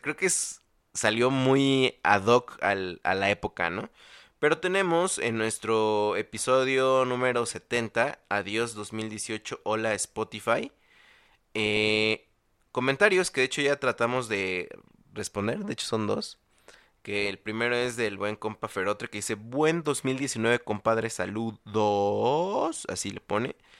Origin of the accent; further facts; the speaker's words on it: State of Mexico, Mexico; also born or lived in Chalco; en el Estado de México, de donde yo soy